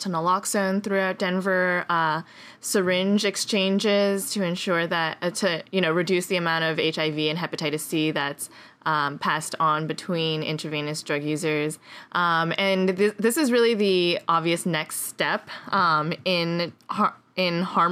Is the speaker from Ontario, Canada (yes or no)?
no; Montreal, Quebec, Canada; moved away; also born or lived in Boulder; Montreal, which is my hometown